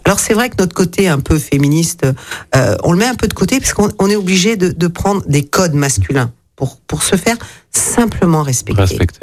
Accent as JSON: {"language": "French", "town": "Lyon", "region": "Auvergne-Rhône-Alpes", "country": "France", "tie": "born or raised there", "also_born_or_lived": "Gers", "said": "je suis née à Lyon, je suis lyonnaise"}